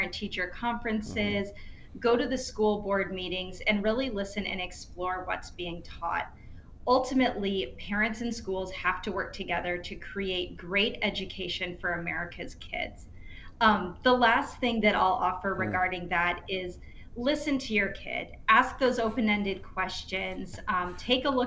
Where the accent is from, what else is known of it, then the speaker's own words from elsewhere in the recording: Iowa, United States; in Iowa, my home state